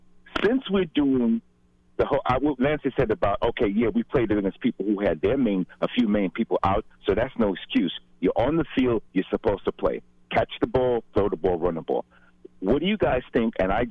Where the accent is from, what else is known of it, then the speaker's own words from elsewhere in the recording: Brooklyn, New York, United States; also born or lived in South Carolina; No, actually, I'm actually right in Bed-Stuy, Brooklyn. I was born in South Carolina, but raised in Bed-Stuy.